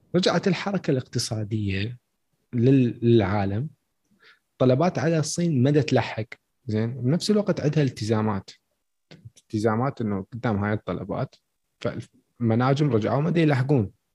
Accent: Iraq; عندنا بالعراق

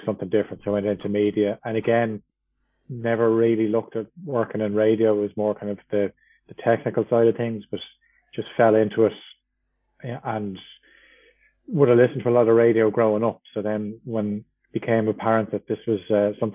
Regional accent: Dublin, Leinster, Ireland; I'm from Dublin, working in radio probably since about 2006.

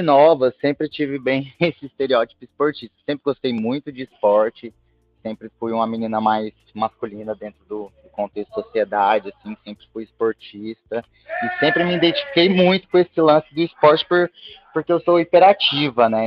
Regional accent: Goiânia, Goiás, Brazil; Sou de Goiânia

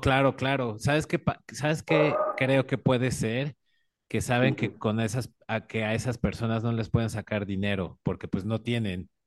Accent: Mexico City, Mexico; como mexicano, y bueno, sobre todo yo de la Ciudad de México

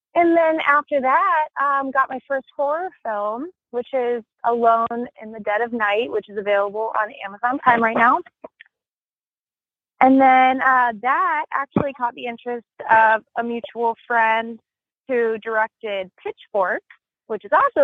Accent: Vero Beach, Florida, United States; moved away as an adult; also born or lived in Miami, Florida; now in California, United States; I'm from Vero Beach, Florida. And I moved here from Miami.

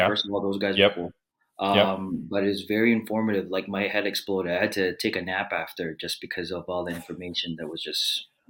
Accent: Philippines; I'm the Filipino podcasting machine

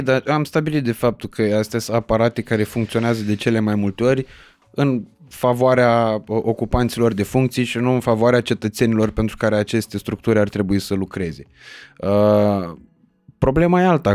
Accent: Iași, Iași County, Romania; eu sunt din Iași

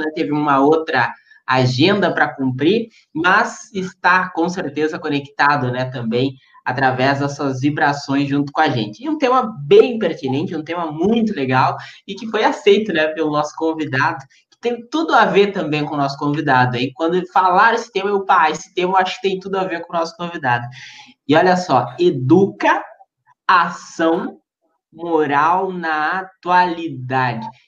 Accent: Uruguaiana, Rio Grande do Sul, Brazil; also born or lived in São Borja; eu sou de Uruguaiana, o Giovanni também

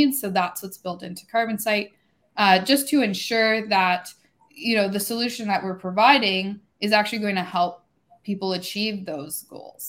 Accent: Canada; I'm up here in Toronto as a Canadian

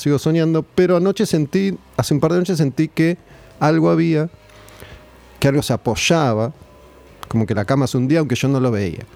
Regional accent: Argentina; muchas veces el argentino cuando viaja termina respetando las reglas, pero acá no, las queremos respetar

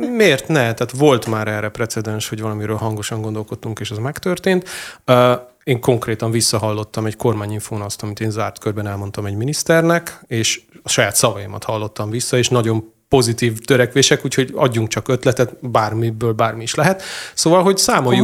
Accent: Hungary

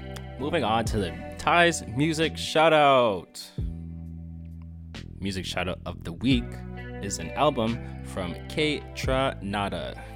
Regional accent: India; I'm Indian, so I'm definitely going with baseball.

